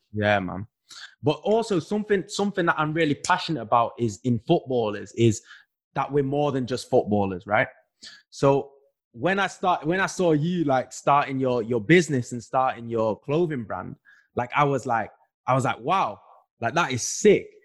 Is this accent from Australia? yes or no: no; Manchester, North West England, United Kingdom; moved away as an adult; when we are growing up in Manchester, when you're growing up where we grew up